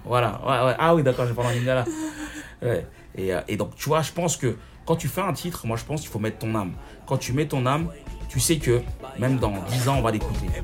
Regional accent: Villiers-le-Bel, Île-de-France, France; also born or lived in Seine-Saint-Denis; je suis né en France, dans le 9-3, et j'ai grandi à Villebel

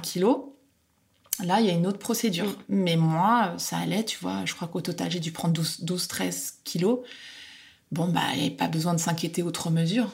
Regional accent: France; now in Netherlands; je suis française

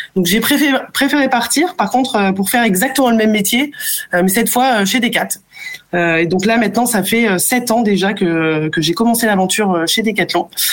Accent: Bray-Dunes, Hauts-de-France, France; also born or lived in Africa / Germany / Australia; now in Paris, France; je suis née, j'ai grandi en Afrique et je suis arrivée du coup en France à l'âge de euh, de 6 ans. Le choix de mes parents ça a été euh, d'aller dans la ville la plus au nord de France finalement dans une ville prénommée Brédune

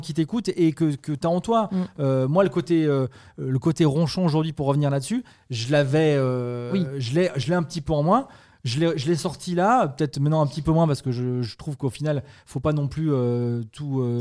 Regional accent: Saint-Étienne, Auvergne-Rhône-Alpes, France; moved away; also born or lived in Metz / Nantes; je suis de Saint-Étienne

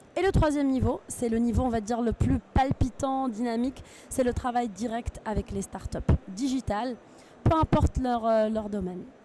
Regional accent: Tunisia; je suis originaire de Tunisie

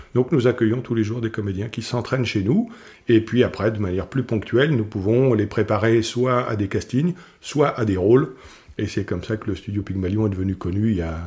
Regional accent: Morocco; je suis né au Maroc

